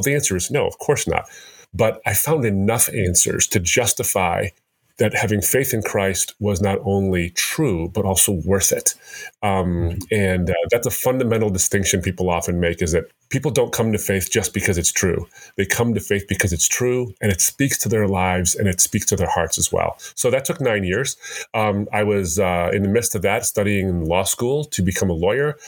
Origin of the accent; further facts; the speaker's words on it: United States; I'm born and raised in America